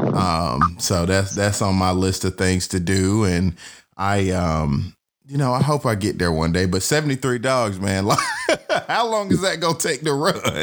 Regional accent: Atlanta, Georgia, United States; I'm born and raised in Atlanta and for me in Georgia

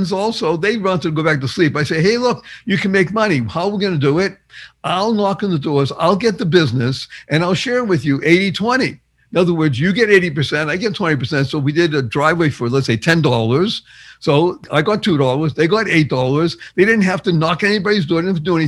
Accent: Boston, Massachusetts, United States; I grew up in Boston, Massachusetts

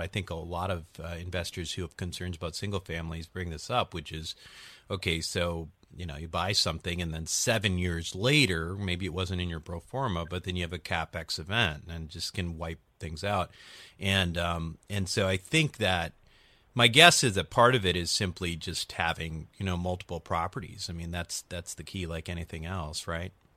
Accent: Chicago, Illinois, United States; now in California, United States; I'm from Chicago. You know, I, I moved uh, moved to California from Chicago

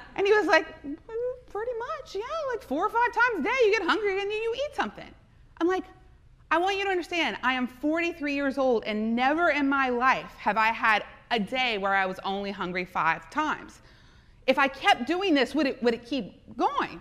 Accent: South Louisiana, United States; I am from South Louisiana. My family is Lebanese.

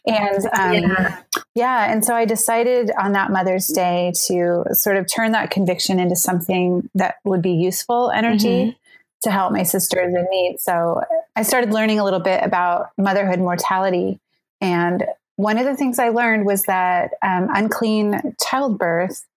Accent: Oregon, United States; moved away as an adult; now in Sydney, Australia; I grew up in Oregon, so I'm American

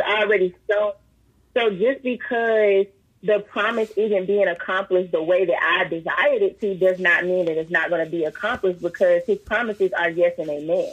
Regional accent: Columbia, South Carolina, United States; I grew up in Rosewood in Columbia, South Carolina

